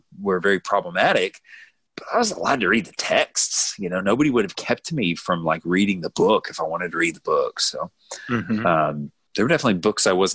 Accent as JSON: {"language": "English", "country": "United States", "said": "as an American"}